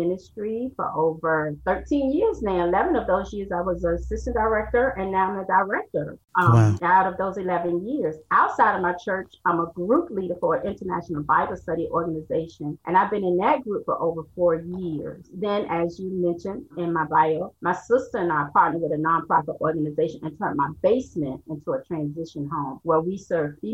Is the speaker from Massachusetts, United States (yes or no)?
no; Norfolk, Virginia, United States; moved away as an adult; now in Laurel, United States; I'm originally from Norfolk, Virginia, and I've been living in Laurel, Maryland for over 17 years now